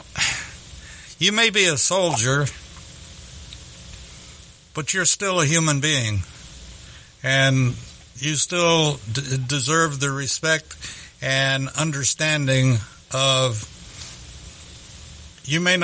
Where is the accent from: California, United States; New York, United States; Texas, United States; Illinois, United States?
Texas, United States; Texas City; it was my hometown.